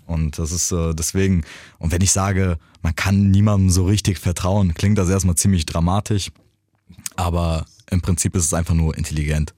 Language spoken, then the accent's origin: German; Germany; ich bin in Deutschland groß geworden